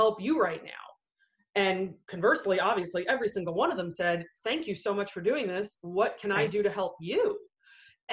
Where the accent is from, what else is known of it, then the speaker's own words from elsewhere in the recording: New York, United States; moved away as an adult; also born or lived in San Diego, California; now in Virginia Beach, United States; I'm originally from New York